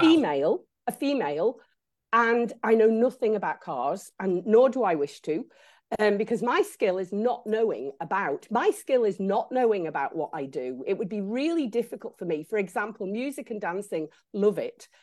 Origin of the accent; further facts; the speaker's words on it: Isle of Man; I grew up in the Isle of Man